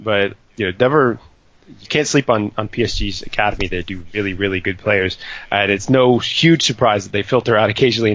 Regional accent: United States; moved away; despite being American

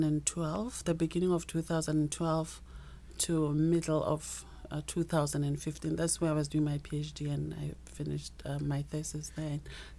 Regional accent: Limpopo, South Africa; moved away as an adult; also born or lived in Pretoria, Gauteng; I've been all over South Africa. I was born in the Limpopo province.

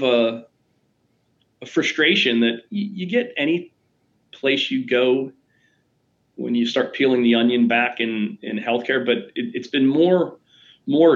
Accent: Pittsburgh, Pennsylvania, United States; I grew up in Pittsburgh

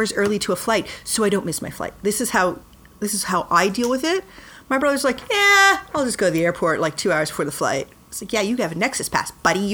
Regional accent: Claremont, Ontario, Canada; also born or lived in Toronto; I've lived in Toronto almost all my life. I'm from Claremont, which is just outside of Toronto. My entire memory is of Toronto

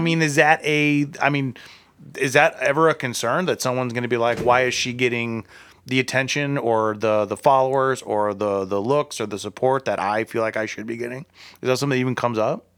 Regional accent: Akron, Ohio, United States; I'm from Akron

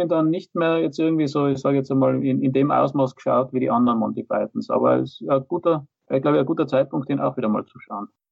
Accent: Austria; bei uns in Österreich

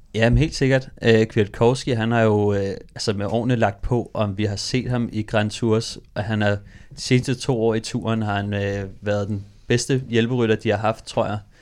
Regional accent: Copenhagen, Capital Region of Denmark, Denmark; jeg er fra Amager

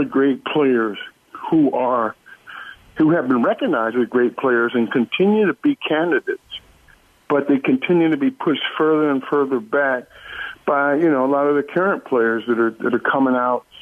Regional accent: Baltimore, Maryland, United States; moved away as an adult; when I grew up in Baltimore, the neighborhoods were like individual little barrels in a little town.

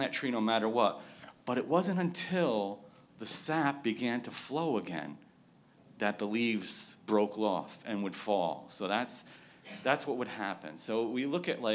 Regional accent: New England, United States; moved away; I'm not from California. I'm from New England.

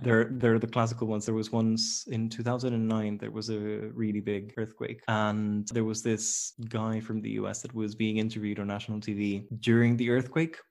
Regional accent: Costa Rica; moved away; I'm from Costa Rica, so it's a very tropical place

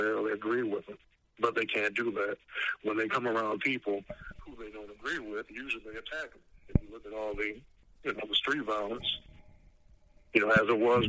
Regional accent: Savannah, Georgia, United States; growing up in Savannah

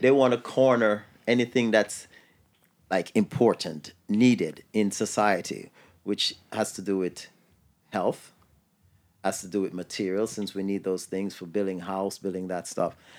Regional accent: New York City, New York, United States; I grew up in New York City

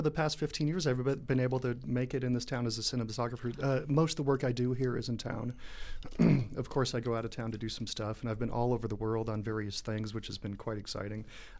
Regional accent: Southern California, United States; moved away as an adult; now in Denver, United States; I grew up in Southern California, and I made a conscious choice when I actually got a degree in finance from a university out there. And I made a conscious choice to leave Southern California. In 1996, I was going to go to either Phoenix or Santa Cruz, California, or Denver.

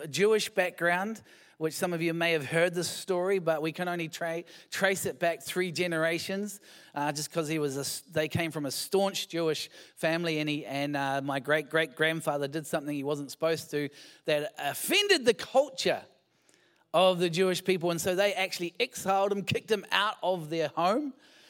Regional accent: New Zealand; I'm just a Kiwi. A European Kiwi.

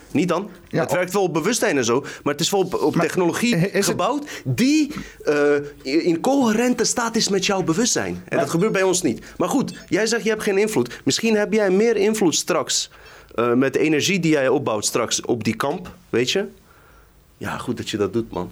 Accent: Randstad, Netherlands; in de Randstad, zeg maar, waar ik vandaan kom

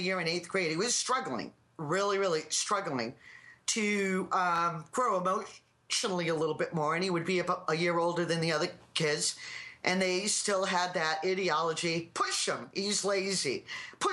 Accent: Plymouth, Massachusetts, United States; I'm from Plymouth, Mass

